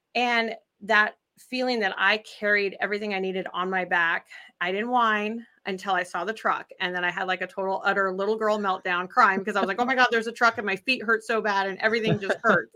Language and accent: English; Idaho, United States; moved away as an adult; I'm originally from Idaho